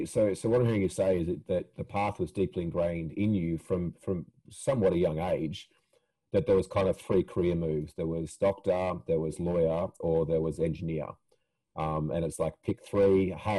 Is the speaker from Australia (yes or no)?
yes; Perth, Western Australia, Australia; I'm from Perth, Australia.